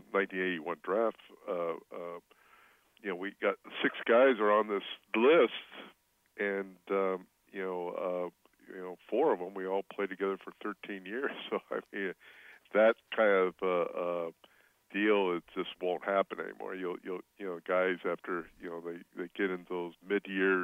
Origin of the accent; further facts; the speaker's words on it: Orange County, California, United States; I grew up in Orange County, then went to SC